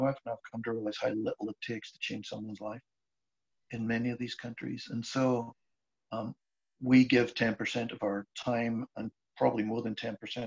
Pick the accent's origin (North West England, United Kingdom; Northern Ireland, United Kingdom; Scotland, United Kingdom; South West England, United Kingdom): Northern Ireland, United Kingdom; Belfast; now in Wexford, Ireland; I grew up in Belfast